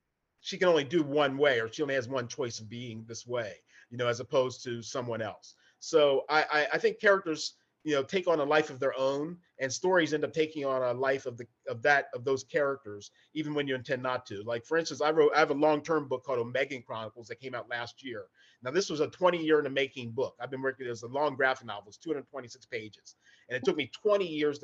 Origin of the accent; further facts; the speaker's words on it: Hagerstown, Maryland, United States; moved away; also born or lived in Baltimore, Maryland; I grew up in Western Maryland, up in Hagerstown area there, along the Pennsylvania border.